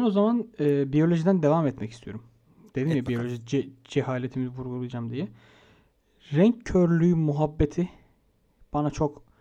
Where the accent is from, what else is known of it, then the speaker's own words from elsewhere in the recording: Turkey; Türküz oğlum hepimiz. Hepimiz Türküz.